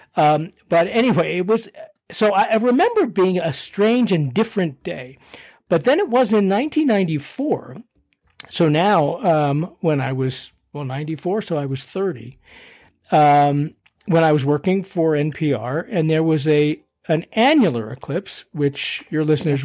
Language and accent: English; Boston, Massachusetts, United States; also born or lived in Philadelphia, Pennsylvania; now in Colorado, United States; grew up in Boston